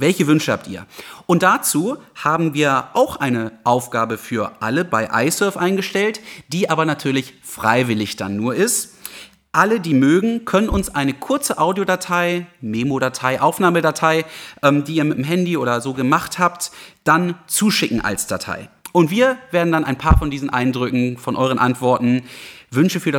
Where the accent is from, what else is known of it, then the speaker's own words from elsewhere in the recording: Hermannsburg, Lower Saxony, Germany; im Rahmen von Pflegeeinrichtungen in meiner Heimatgemeinde Hermannsburg.